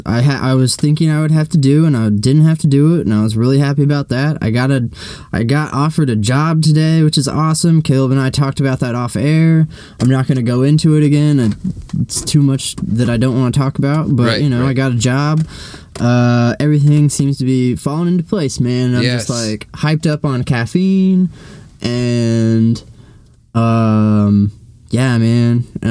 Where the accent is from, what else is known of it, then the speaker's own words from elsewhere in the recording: East Coast, United States; I mean, I'm from the East Coast, but I don't really think I have an accent.